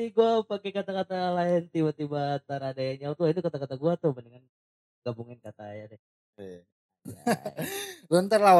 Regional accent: Tangerang, Banten, Indonesia; Ya ketahuan dong kita dari Tangerang iya.

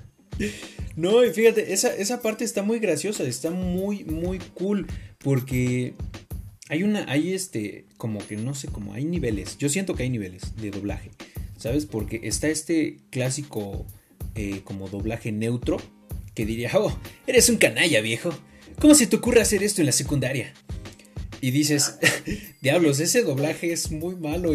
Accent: Mexico; como mexicano

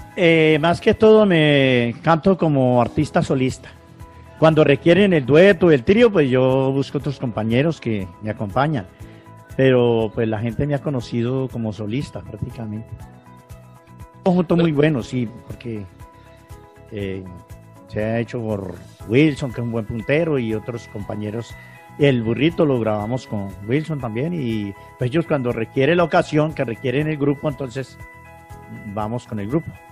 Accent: Florida, Valle del Cauca, Colombia; also born or lived in El Espinal, Tolima; A la edad de cinco años llegué aquí al valle y pues me crié arriba en las lagunas, en el páramo

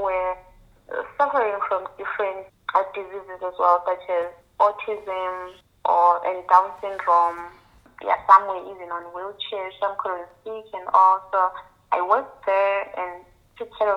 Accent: Zimbabwe; moved away as an adult; also born or lived in Austria / Switzerland; now in Germany; I was born and raised in Zimbabwe. Yeah, I came to Germany in 2007 when I was 19

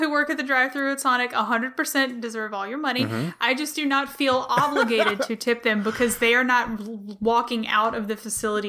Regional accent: Mississippi, United States; moved away; Also in my hometown and in the whole state of Mississippi

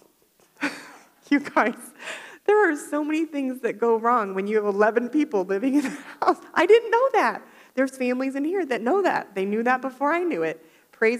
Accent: Florida, United States; moved away; I grew up in Florida

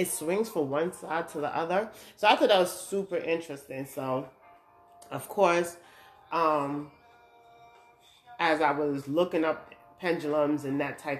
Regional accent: New York, United States; moved away as an adult; now in Georgia, United States; I'm from New York, I'm living in Georgia now

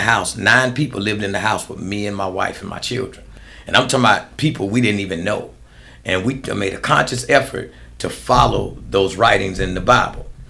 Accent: United States; I grew up in America

